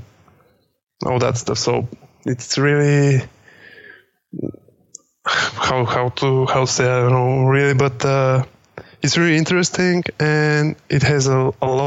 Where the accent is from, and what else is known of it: Bulgaria; born or raised there; also born or lived in Sofia, Bulgaria